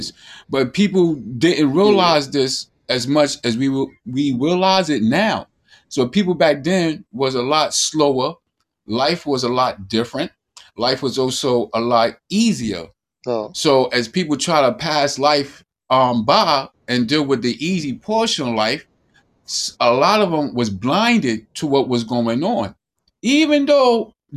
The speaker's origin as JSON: {"language": "English", "country": "United States", "said": "as an American"}